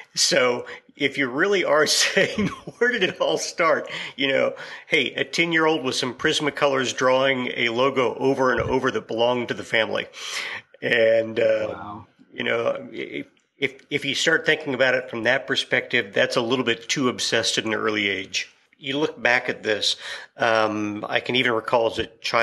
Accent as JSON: {"language": "English", "region": "Kansas", "country": "United States", "said": "I'm from Kansas, and you've got oil and cattle here"}